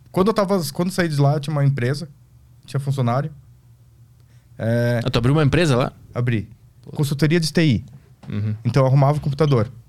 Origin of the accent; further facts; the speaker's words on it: South Korea; now in Brazil; Até que um dia eu me toquei que eu sou coreano, sabia falar, eh, sabia entender japonês por causa que eu via desenho animado.